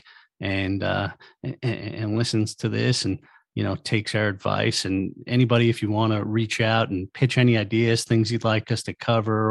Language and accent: English; Long Island, New York, United States; growing up on Long Island feeling like there was almost nothing